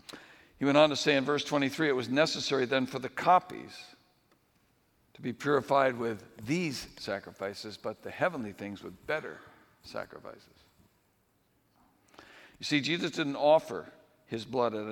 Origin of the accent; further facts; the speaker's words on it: New England, United States; moved away; when I was growing up in New England, I never got out of New England